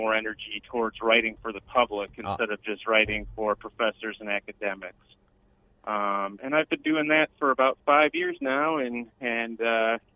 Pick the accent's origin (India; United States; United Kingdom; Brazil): United States; Rochester, New York; moved away as an adult; now in Houston, United States; I grew up in Rochester, New York